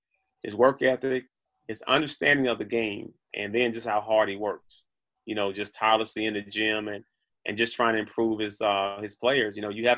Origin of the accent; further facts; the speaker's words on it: Memphis, Tennessee, United States; like, I really grew up being a Memphis State, which is University